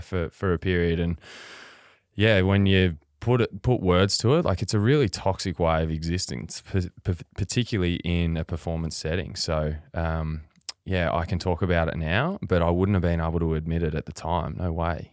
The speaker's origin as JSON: {"language": "English", "region": "Western Victoria", "country": "Australia", "tie": "born or raised there", "said": "I grew up on, you know, hundreds of acres in Western Victoria"}